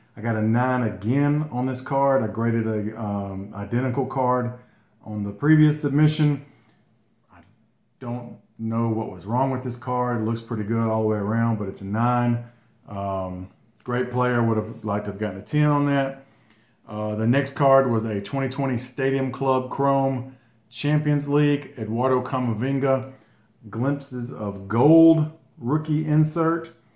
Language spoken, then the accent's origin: English; Gardendale, Alabama, United States; Gardendale, Alabama, my hometown, uh, just north of Birmingham.